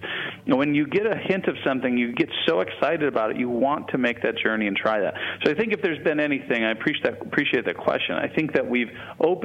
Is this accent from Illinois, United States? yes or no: yes; Chicago, Illinois, United States; moved away; I'm from Chicago